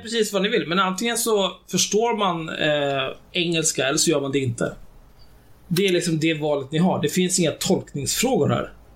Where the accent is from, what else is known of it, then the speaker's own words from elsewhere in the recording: Sweden; jag är född och uppvuxen i Sverige